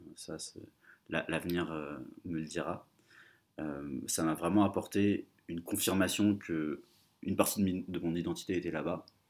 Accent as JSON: {"language": "French", "town": "Paris", "region": "Île-de-France", "country": "France", "tie": "born or raised there", "also_born_or_lived": "Colombia", "said": "j'ai vécu toute ma vie en France"}